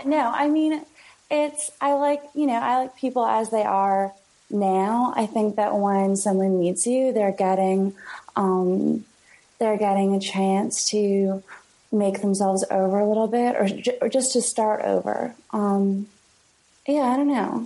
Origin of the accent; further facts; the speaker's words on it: London, Ontario, Canada; moved away as an adult; also born or lived in Kingston, Ontario / Toronto, Ontario; now in New York, United States; where I'm from is uh, London, Ontario, which is two hours away from Toronto